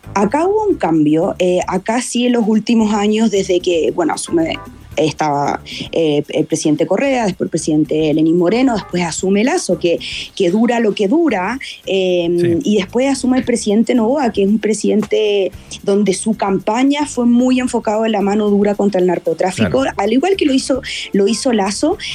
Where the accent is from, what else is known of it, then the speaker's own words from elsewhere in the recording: Chile; moved away as an adult; now in Quito, Ecuador; nosotros como chilenos